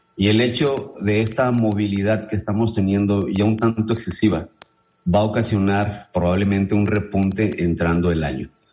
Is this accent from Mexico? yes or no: yes; Mexico; nosotros también como mexicanos